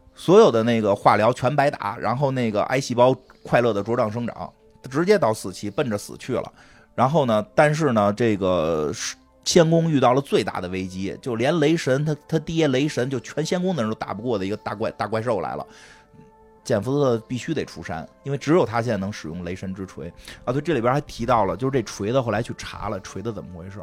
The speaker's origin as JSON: {"language": "Chinese", "region": "Beijing", "country": "China", "accent": "Beijing dialect", "said": "我们都说北京话"}